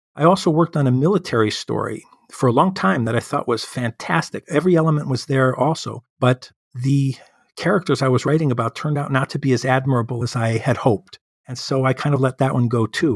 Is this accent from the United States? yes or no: yes; Chicago, Illinois, United States; my hometown of Chicago